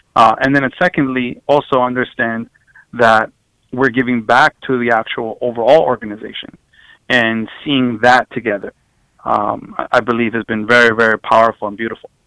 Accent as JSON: {"language": "English", "town": "New York City", "region": "New York", "country": "United States", "tie": "born or raised there", "said": "growing up um, at in Queens"}